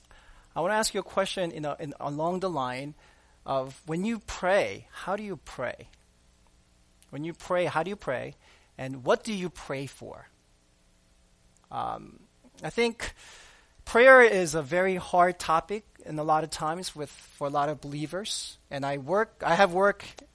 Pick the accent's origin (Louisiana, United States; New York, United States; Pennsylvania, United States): New York, United States; New York City; I grew up in New York City